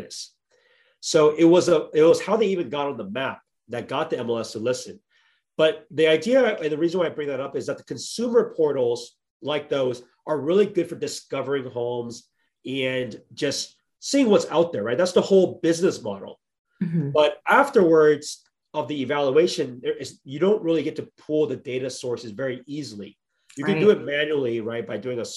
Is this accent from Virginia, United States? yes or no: no; Bay Area, California, United States; I'm born and raised in the Bay Area